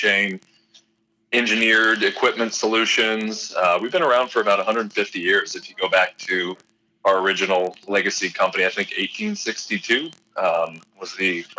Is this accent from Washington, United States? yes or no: yes; Eastern Washington State, United States; moved away as an adult; also born or lived in Arizona / Alaska / North Dakota; I'm originally from Eastern Washington State